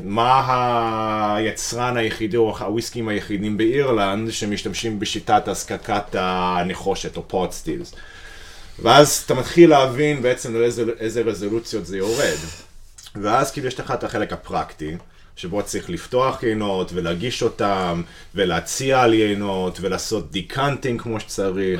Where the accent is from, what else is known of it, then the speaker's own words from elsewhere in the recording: United States; moved away as an adult; now in Israel; אני אמריקאי במקור, אוקיי. אני גר בארץ איזה תשע שנים